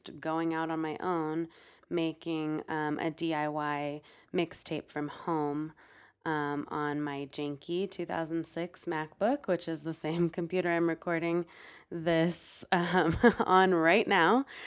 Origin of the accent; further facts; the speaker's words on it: San Francisco, California, United States; born and raised in San Francisco, and I'm still living here